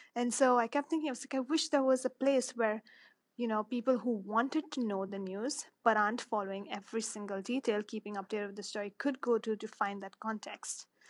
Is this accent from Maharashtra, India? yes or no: yes; Mumbai, Maharashtra, India; moved away as an adult; I was born and raised in Mumbai